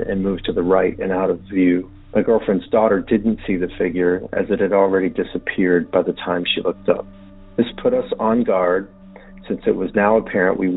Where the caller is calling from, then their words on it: Montgomery County, Maryland, United States; I'm calling from Montgomery County, Maryland